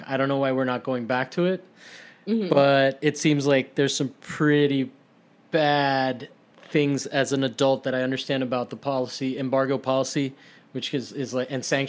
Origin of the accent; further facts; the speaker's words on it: Rome, Lazio, Italy; now in United States; growing up in Italy